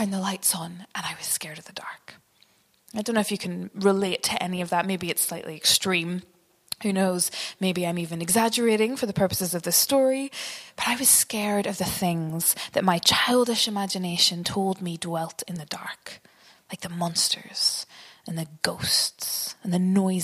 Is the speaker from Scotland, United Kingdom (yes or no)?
no; Northern Ireland, United Kingdom; The house that I grew up in was quite big. It was drafty, loads of dark corners upstairs. And my parents, like a lot of Northern Irish parents, seemed obsessed